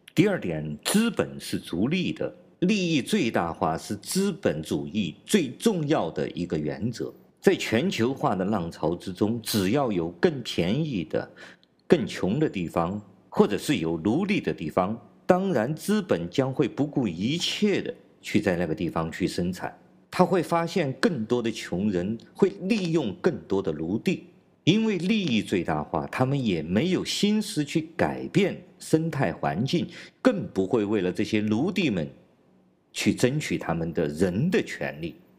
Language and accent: Chinese; China; 我是来自中国大陆的